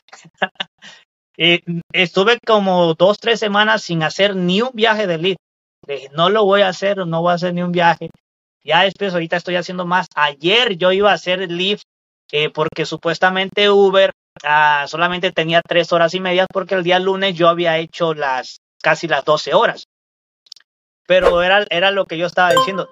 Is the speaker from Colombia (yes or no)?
no; Veracruz, Mexico; now in Chicago, United States; Yo soy, yo soy mexicano del estado de Veracruz. Yo pertenezco al estado de Veracruz de México, un pueblito